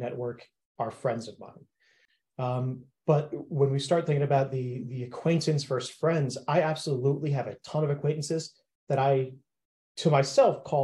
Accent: East Coast, United States; moved away as an adult; I'm originally from the East Coast, having moved across the country about 3 years ago

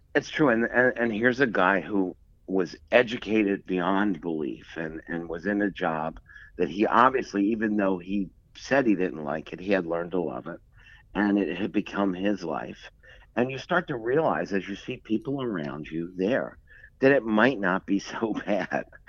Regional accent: Philadelphia, Pennsylvania, United States; I grew up in Philadelphia, um, not far from where the Rocky movie was filmed

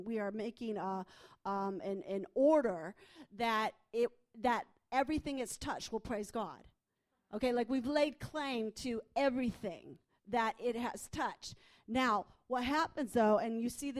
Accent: United States; I'm from the States

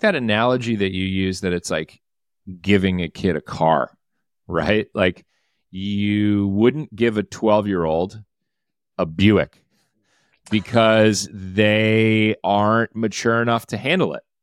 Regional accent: Detroit, Michigan, United States; I am from the Detroit area

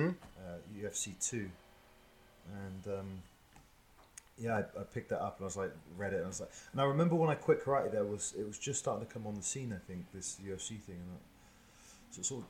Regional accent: Tavistock, South West England, United Kingdom; I was brought up in Tavistock, which is about 20 miles out in the country, a little bit, little town.

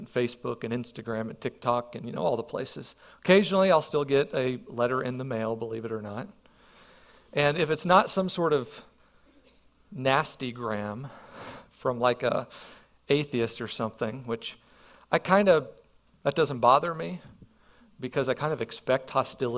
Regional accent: Perryville, United States; moved away; I grew up here in Perryville

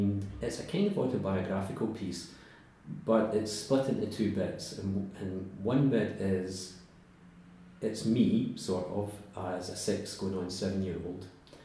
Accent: Scotland, United Kingdom; I mean, I think there is such a thing as Scottish poetry, and I think I'm part of that, and I couldn't be otherwise because of my upbringing and my background.

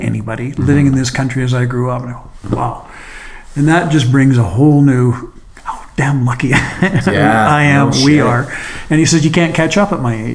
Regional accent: Canada; I'm from Canada

